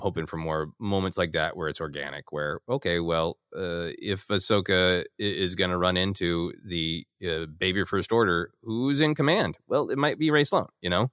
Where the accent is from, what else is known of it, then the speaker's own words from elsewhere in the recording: Minneapolis, Minnesota, United States; my hometown of Minneapolis